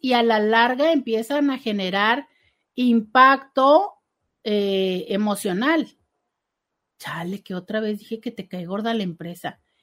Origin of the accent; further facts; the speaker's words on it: Mexico; como cultura mexicana